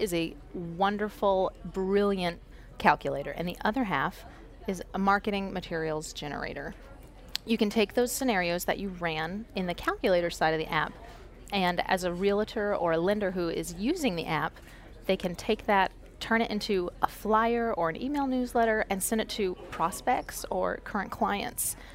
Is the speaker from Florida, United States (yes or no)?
yes; Florida, United States; moved away; I am originally from Florida